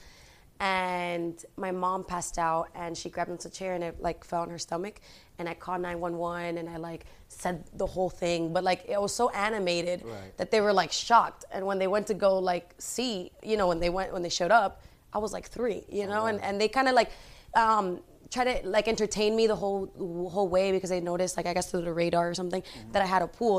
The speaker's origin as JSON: {"language": "English", "country": "United States", "tie": "born or raised there", "said": "Although I grew up in America, like, my family is very Spanish"}